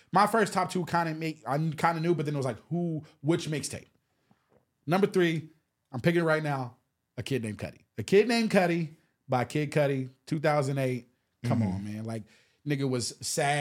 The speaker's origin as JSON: {"language": "English", "town": "Atlanta", "region": "Georgia", "country": "United States", "tie": "born or raised there", "said": "growing up in Atlanta"}